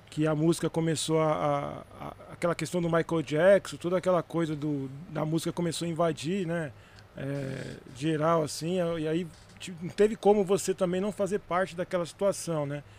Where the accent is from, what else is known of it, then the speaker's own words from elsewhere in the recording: São Bernardo do Campo, São Paulo, Brazil; Eu sou de São Bernardo do Campo, né? Nascido e criado em São Bernardo, na região do ABC, metropolitana, região metropolitana de São Paulo